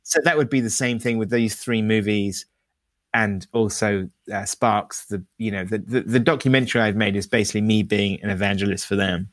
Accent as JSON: {"language": "English", "country": "United Kingdom", "said": "as a Brit"}